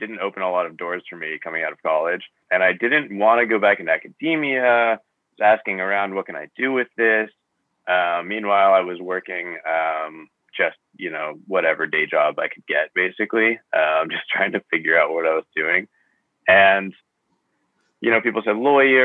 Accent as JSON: {"language": "English", "country": "United States", "moved": "as an adult", "lives_now": "Tokyo, Japan", "said": "I'm an American expat here in Japan"}